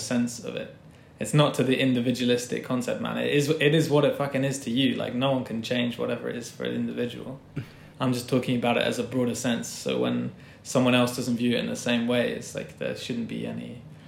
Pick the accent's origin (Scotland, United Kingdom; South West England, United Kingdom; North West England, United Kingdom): South West England, United Kingdom; Glastonbury; also born or lived in Cambridge; I'm from Glastonbury